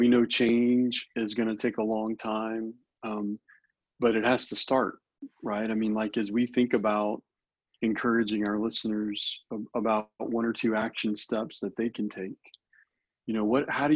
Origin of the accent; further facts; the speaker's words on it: New Orleans, Louisiana, United States; I'm from New Orleans